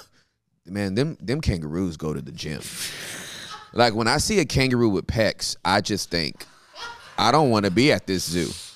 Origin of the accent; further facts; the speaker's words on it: Inglewood, California, United States; I'm born and raised in Inglewood